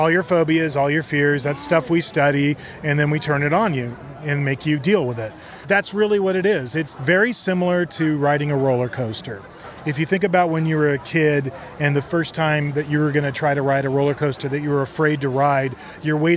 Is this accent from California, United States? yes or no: yes; Southern California, United States; I was born and raised in Southern California